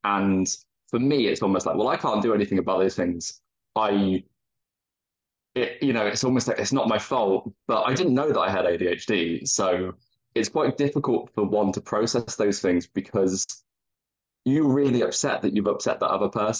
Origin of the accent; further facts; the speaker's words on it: United Kingdom; you tend to lean in, as a British person, you lean into the skid